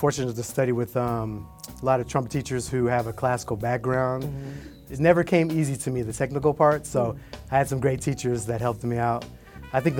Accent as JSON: {"language": "English", "town": "Atlanta", "region": "Georgia", "country": "United States", "also_born_or_lived": "New Jersey", "moved": "as an adult", "said": "I'm from Atlanta originally, and I moved to New Jersey to go to grad school"}